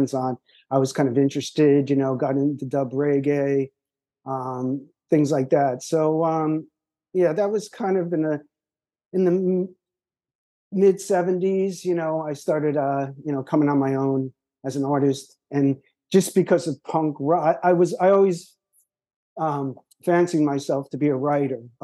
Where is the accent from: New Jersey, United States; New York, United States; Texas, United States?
New Jersey, United States; moved away as an adult; also born or lived in San Francisco; we're all from New Jersey, and they all went to Rutgers